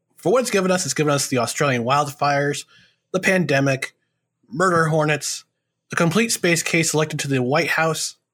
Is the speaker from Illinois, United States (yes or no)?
no; New York, United States; also born or lived in New Jersey; our first Thanksgiving in New York was nineteen eighty-five